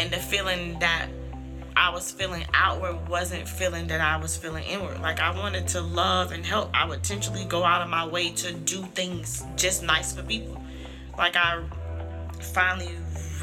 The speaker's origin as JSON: {"language": "English", "town": "St. Petersburg", "region": "Florida", "country": "United States", "tie": "born or raised there", "said": "Being in St. Pete, born in St. Pete, I've always felt like, you know, I'm in St. Pete, but a lot of people used to be like, where you from? I'm like, I'm from St. Pete."}